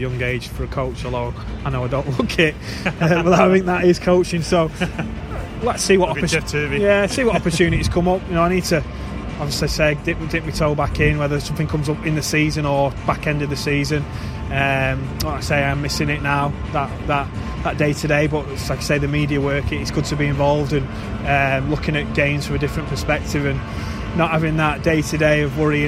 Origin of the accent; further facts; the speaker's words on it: England, United Kingdom; as an Englishman